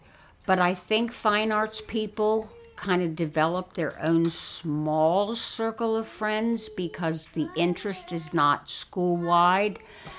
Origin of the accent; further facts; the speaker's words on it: near Harrisburg, Pennsylvania, United States; I'm from Steele High School up near Harrisburg